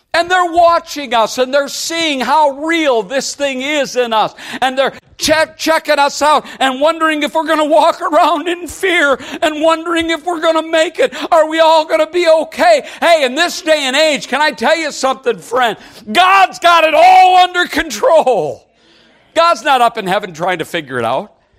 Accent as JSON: {"language": "English", "region": "Indiana", "country": "United States", "said": "We're from Indiana. I'm in Michigan."}